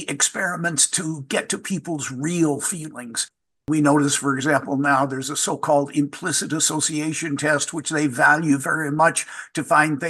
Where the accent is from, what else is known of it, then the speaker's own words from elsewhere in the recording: Louisville, Kentucky, United States; I'm from Louisville, Kentucky, and so I say soft drink for the pop soda Coke that exists in the rest of the country